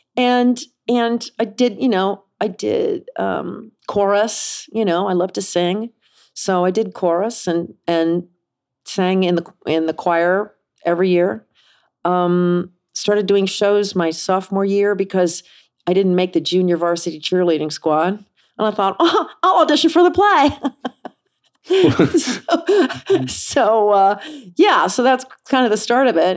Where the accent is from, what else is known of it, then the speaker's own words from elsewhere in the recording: Kansas City, United States; I grew up in Kansas City.